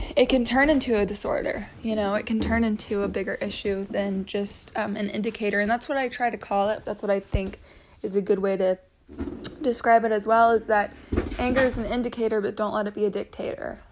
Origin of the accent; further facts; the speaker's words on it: Texas, United States; moved away; I grew up in Texas